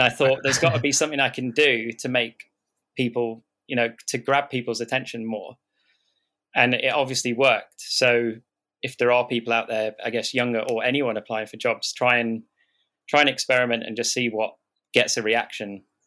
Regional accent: Southport, North West England, United Kingdom; also born or lived in Liverpool / London; where I grew up in Southport

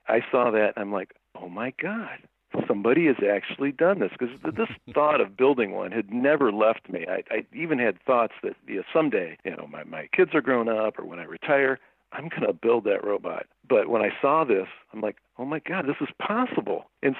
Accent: Cleveland, Ohio, United States; now in Toledo, United States; I grew up in Cleveland, Ohio, a long way from LA or anything.

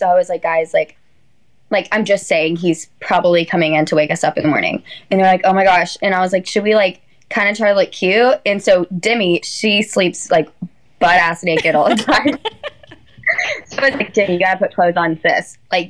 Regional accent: Alabama, United States; But I was like, oh … I'm from Alabama.

